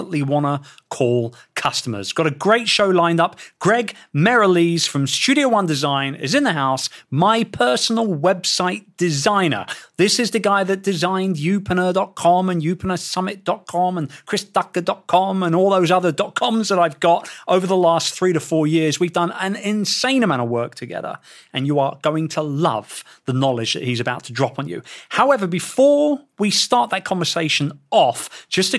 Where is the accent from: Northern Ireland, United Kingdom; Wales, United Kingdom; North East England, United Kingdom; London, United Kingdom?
London, United Kingdom; my hometown